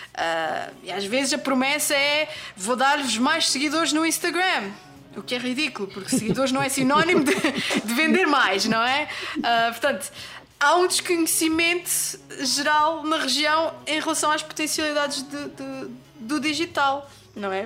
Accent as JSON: {"language": "Portuguese", "region": "Azores", "country": "Portugal", "moved": "yes", "said": "eu saí dos Açores"}